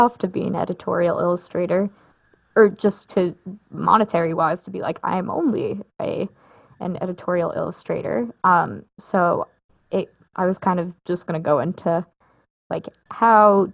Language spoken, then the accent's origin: English; New York, United States; I'm from New York. I went to school in New York. Like I've never not lived in New York my whole life.